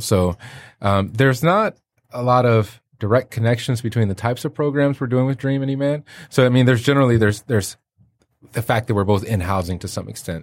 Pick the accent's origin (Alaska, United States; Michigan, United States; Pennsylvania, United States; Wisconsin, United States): Michigan, United States; Detroit; moved away; also born or lived in Chicago; I'm from Detroit